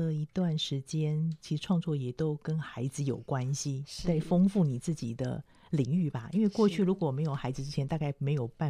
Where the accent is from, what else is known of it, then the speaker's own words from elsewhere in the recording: Taipei, Taiwan; 我是台北长大的孩子，